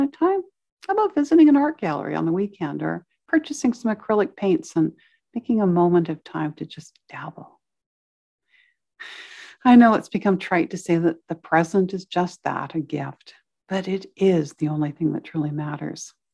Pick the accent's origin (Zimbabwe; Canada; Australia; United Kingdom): Canada; Victoria, British Columbia; I spent several years as a child growing up in Victoria on the slopes of Mount Tolmie